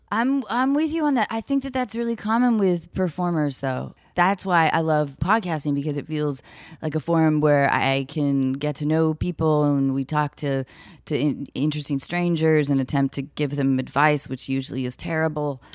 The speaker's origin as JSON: {"language": "English", "town": "Seattle", "region": "Washington", "country": "United States", "tie": "born or raised there", "said": "I grew up in Seattle"}